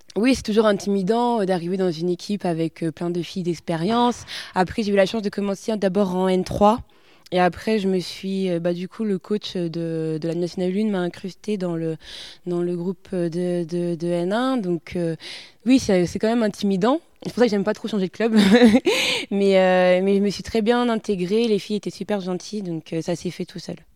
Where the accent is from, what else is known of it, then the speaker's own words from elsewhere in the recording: Poitiers, Nouvelle-Aquitaine, France; moved away as an adult; also born or lived in Grenoble; je suis originaire de Poitiers. Je suis née à Poitiers.